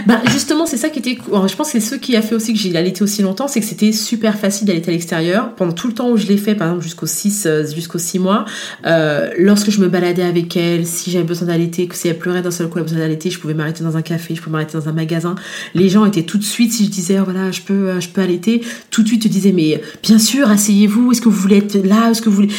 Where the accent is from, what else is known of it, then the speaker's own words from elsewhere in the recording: France; moved away as an adult; also born or lived in Guadeloupe (parents' origin); now in Germany; je suis née en France, mais d'origine de parents, euh, de, parents de la Guadeloupe.